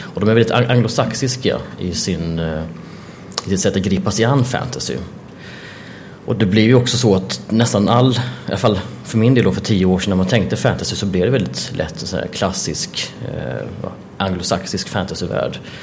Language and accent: Swedish; Jönköping, Jönköping County, Sweden; jag är uppvuxen i Jönköping